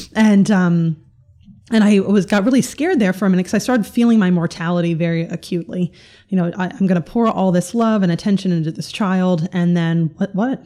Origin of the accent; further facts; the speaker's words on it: North Carolina, United States; also born or lived in New York; I grew up in, uh, the Bible Belt in North Carolina.